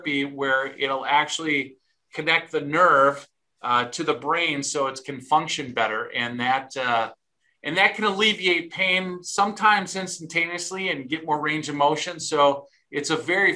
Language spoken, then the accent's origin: English; Milwaukee, Wisconsin, United States; moved away as an adult; also born or lived in Dallas, Texas / Colorado; now in Stillwater, United States; I actually was born in Milwaukee. So mm-hmm. I'm a cheesehead from Wisconsin